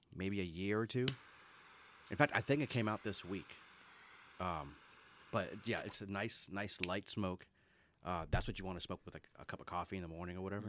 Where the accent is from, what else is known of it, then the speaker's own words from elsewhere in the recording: Orlando, Florida, United States; moved away; I grew up in Orlando